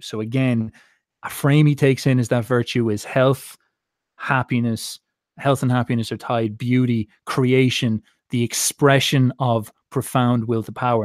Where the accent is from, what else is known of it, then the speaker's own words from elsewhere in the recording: Ireland; as an Irishman